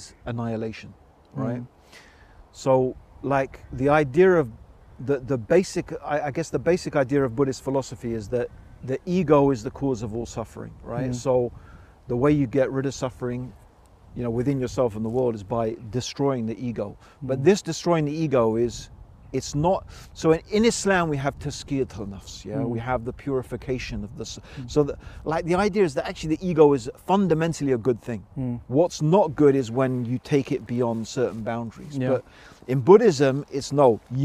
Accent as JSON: {"language": "English", "country": "United Kingdom", "said": "being white, being British"}